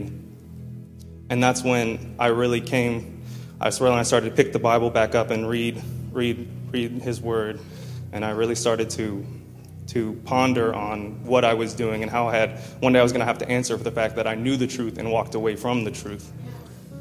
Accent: Columbus, Ohio, United States; I was born in Columbus, Ohio. I was raised in the church

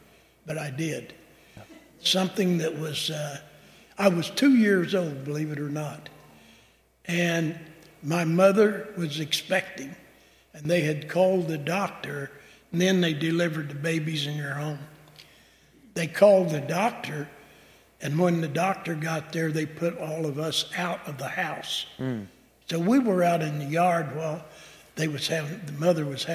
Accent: Kinmundy, Illinois, United States; I was born in 1935 in Kenmundy, Illinois, was the mailing address in Marion

